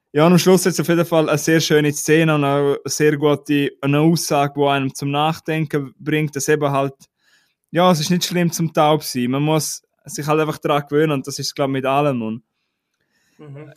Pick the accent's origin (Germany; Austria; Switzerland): Switzerland; bei uns in der Schweiz